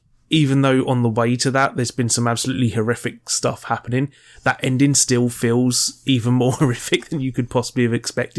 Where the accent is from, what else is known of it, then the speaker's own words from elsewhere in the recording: United Kingdom; I'm British